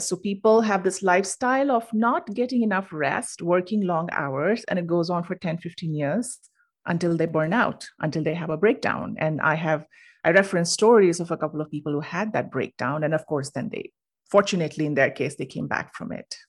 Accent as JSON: {"language": "English", "country": "India", "moved": "as an adult", "lives_now": "United States", "said": "originally I'm from India and I moved to the U S for grad school."}